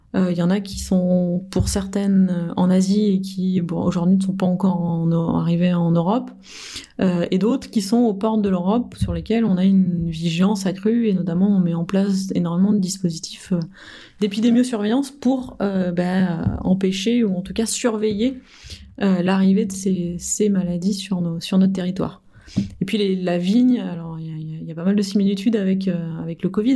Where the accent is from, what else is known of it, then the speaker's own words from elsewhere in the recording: France; en tant que bon français